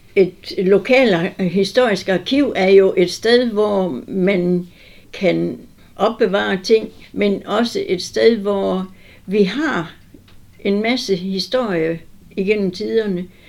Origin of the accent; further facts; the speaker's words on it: Southern Jutland, Southern Denmark, Denmark; also born or lived in Tinglev / Vamdrup; jeg er sønderjyde